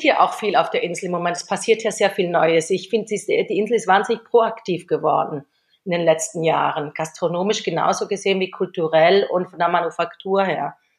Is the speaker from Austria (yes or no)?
no; Switzerland; moved away as an adult; now in Mallorca, Spain; ich habe 18 Jahre in der Schweiz gelebt und und da bin ich aufgewachsen